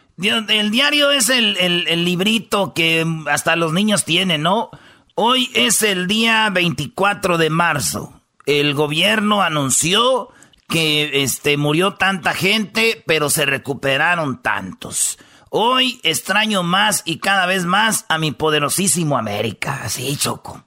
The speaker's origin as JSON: {"language": "Spanish", "region": "Michoacán", "country": "Mexico", "said": "yo soy de Michoacán, somos del rancho"}